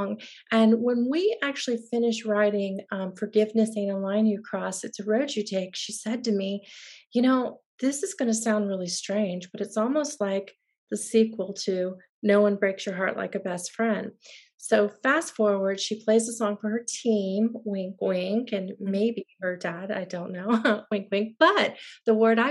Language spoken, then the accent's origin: English; Tampa, Florida, United States; moved away as an adult; now in Nashville, United States; I had been, as you said, born and raised in Tampa, and I'd waited quite a while to get to Nashville.